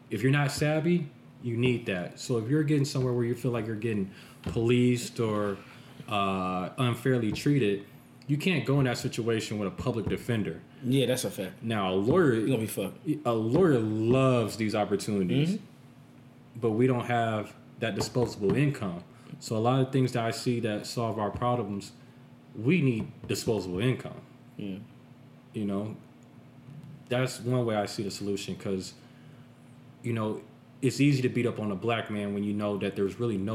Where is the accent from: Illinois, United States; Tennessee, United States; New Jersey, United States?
Illinois, United States; Chicago; now in Las Vegas, United States; I'm from Chicago